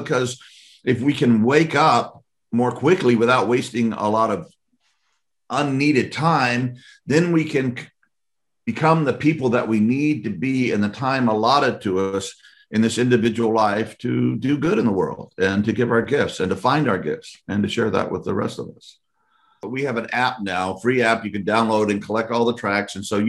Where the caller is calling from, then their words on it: Louisiana, United States; I'm here, I'm speaking from Louisiana right now.